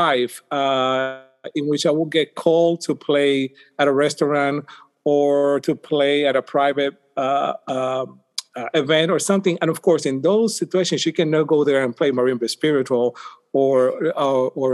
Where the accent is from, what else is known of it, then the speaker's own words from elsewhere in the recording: Puerto Rico; moved away as an adult; now in United States; I'm from Puerto Rico